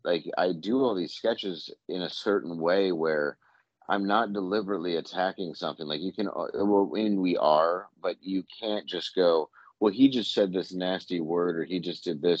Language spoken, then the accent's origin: English; Detroit, Midwest, United States; I'm from the Midwest